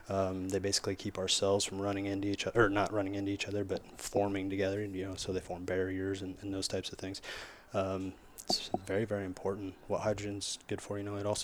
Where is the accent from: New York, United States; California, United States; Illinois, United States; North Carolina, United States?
Illinois, United States; Hillsboro; I'm from Hillsborough, Illinois.